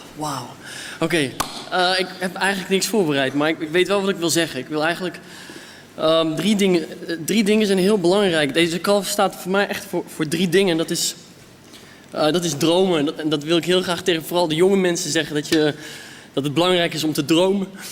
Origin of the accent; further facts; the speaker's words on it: Netherlands; ik ben een Nederlander, ik ben heel trots met Marokkaans bloed